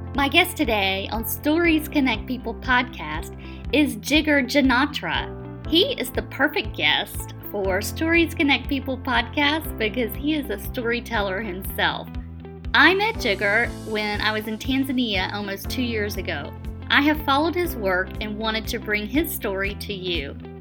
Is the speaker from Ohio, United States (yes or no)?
no; Atlanta, Georgia, United States; I'm from Atlanta